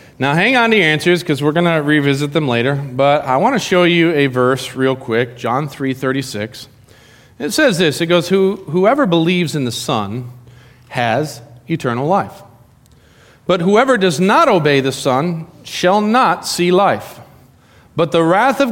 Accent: Arizona, United States; moved away; I grew up in Arizona. I went to high school, not my whole life in Arizona, but my high school years in Arizona

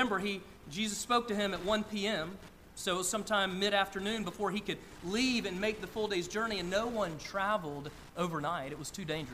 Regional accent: Northeast Georgia, United States; I grew up in Northeast Georgia, about an hour from downtown Atlanta

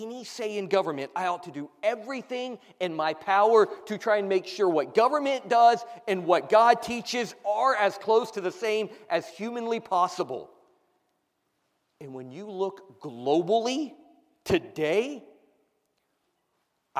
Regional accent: United States; my rights as an American

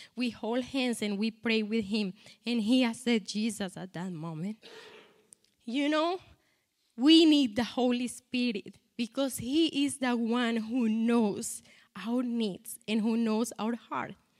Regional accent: Colombia; English is a second language; moved away; I am from Colombia

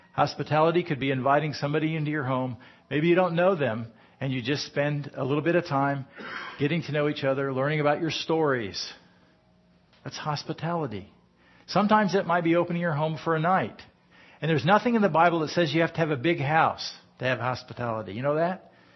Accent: United States; I'm American

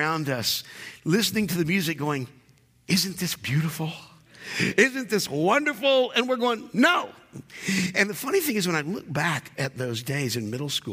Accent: North Carolina, United States; I grew up in North Carolina

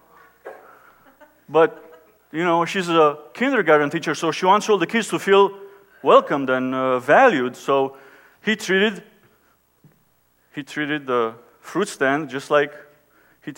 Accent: Romania; now in United States; I was born and raised in Romania, when Romania was under communism

